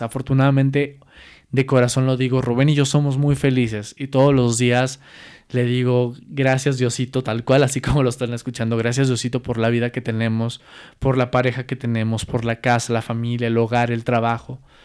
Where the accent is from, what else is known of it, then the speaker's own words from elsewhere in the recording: Mexico; como mexicanos